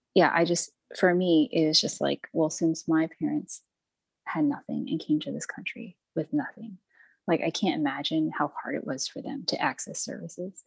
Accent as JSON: {"language": "English", "region": "Texas", "country": "United States", "tie": "born or raised there", "said": "I grew up in Texas in a pretty diverse neighborhood"}